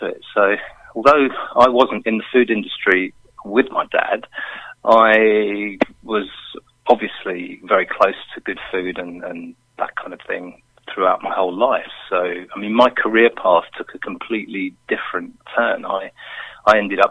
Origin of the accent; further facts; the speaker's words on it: London, United Kingdom; now in Milton Keynes, United Kingdom; I'm originally from London. I now live in Milton Keynes